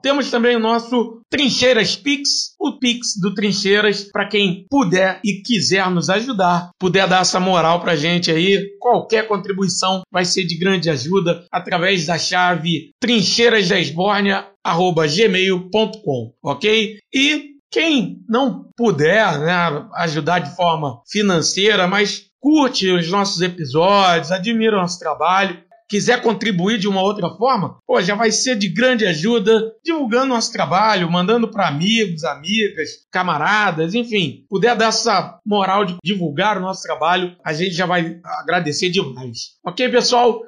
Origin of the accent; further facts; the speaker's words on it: Rio de Janeiro, Brazil; also born or lived in Abolição, Rio de Janeiro; eu moro desde os 5 anos em Campo Grande, mas nasci na Abolição.